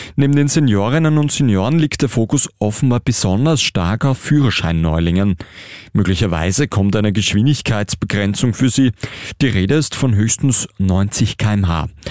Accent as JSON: {"language": "German", "country": "Austria", "said": "bei uns in Österreich"}